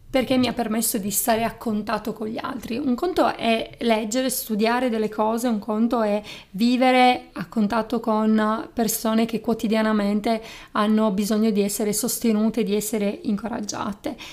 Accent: Sardinia, Italy; accent: Sardinian; now in Turin, Italy; io sono laureata in psicologia, sono una psicologa e sono originaria della Sardegna. Forse si, si sente, si sente il mio accento.

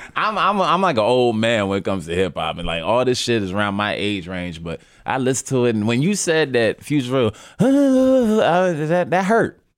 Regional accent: New York City, New York, United States; I'm from Harlem

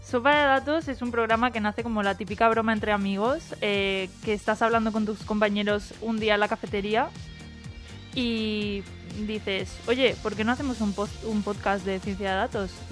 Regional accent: Málaga, Andalusia, Spain; born or raised there; also born or lived in United States; now in Valencia, Spain

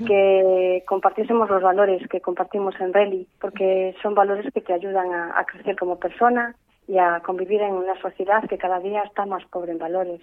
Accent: Amorín, Galicia, Spain; Era catequista en Amorín, que soy natural de Amorín

